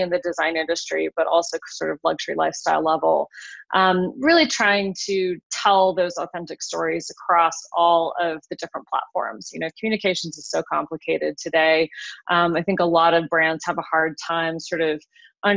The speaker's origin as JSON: {"language": "English", "region": "Wyoming", "country": "United States", "tie": "born or raised there", "moved": "as an adult", "lives_now": "Colorado, United States", "said": "I'm from Wyoming originally. Grew up in a small town in Wyoming and moved to Colorado about 25 years ago for college."}